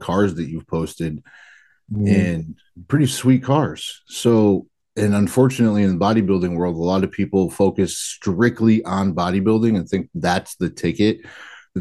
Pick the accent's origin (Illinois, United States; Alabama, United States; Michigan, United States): Michigan, United States; Adrian; I grew up in Adrian